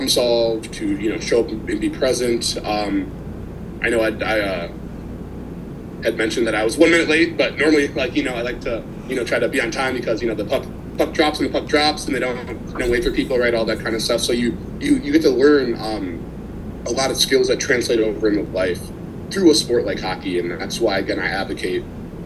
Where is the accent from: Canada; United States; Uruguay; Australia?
United States; Minneapolis, Minnesota; also born or lived in Washington, D.C.; I'm from Minneapolis, Minnesota